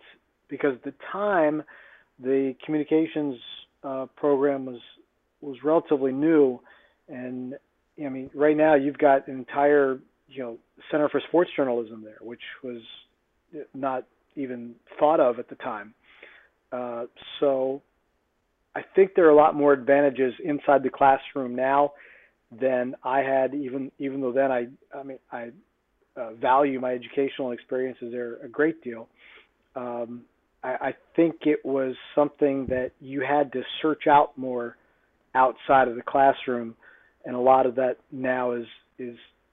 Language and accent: English; Middletown, Pennsylvania, United States; also born or lived in State College, Pennsylvania; growing up in Middletown, Pennsylvania